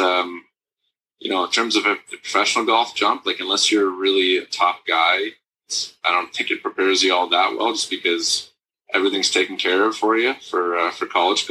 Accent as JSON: {"language": "English", "town": "Burlington", "region": "Ontario", "country": "Canada", "moved": "yes", "lives_now": "Lancaster, Canada", "said": "from Burlington, Ontario, originally."}